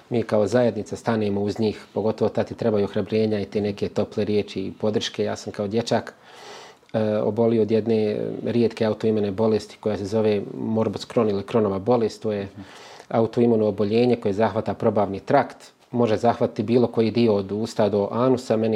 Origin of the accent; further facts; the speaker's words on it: Kozarska Dubica, Republika Srpska, Bosnia & Herzegovina; kad se spomene Bosanska Dubica, to odmah nekako vrati toliko, toliko uspomena kao mjesto gdje si rođen i proveo većinu života.